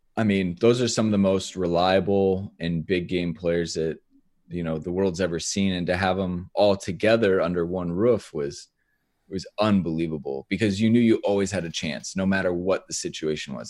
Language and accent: English; Iowa, United States; I grew up in Iowa, right? Like, Midway, Midwest, very ur, ur, rural